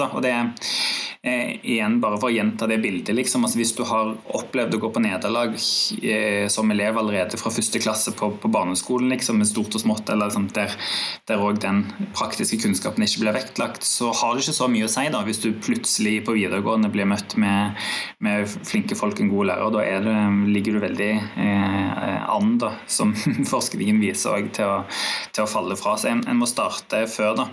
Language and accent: Norwegian; Rogaland, Norway; moved away; jeg kommer fra Rogaland